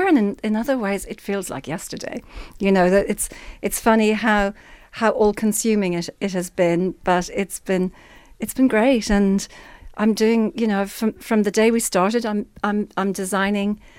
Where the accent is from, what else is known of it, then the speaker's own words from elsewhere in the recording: Ireland; also born or lived in London; I'm in Ireland, but you know, I'm Irish